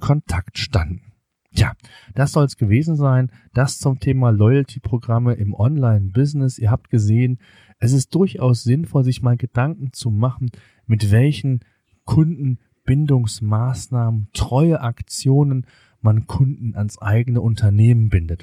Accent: Germany; bei uns in Deutschland

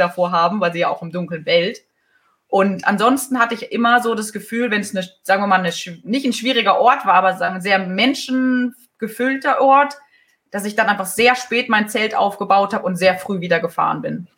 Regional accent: Germany; als Deutscher

